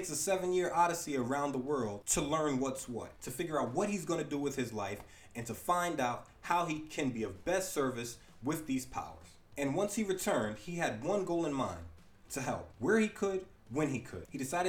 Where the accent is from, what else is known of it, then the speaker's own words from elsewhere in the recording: United States; I'm an American